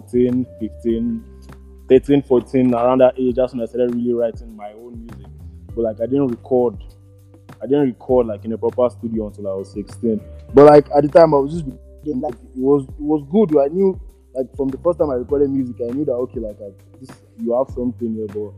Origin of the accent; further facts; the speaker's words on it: Lagos, Nigeria; also born or lived in Ilorin, Kwara State / Southeast London; But I was born in Lagos. I grew up in Lagos. I spent most of my childhood in Lagos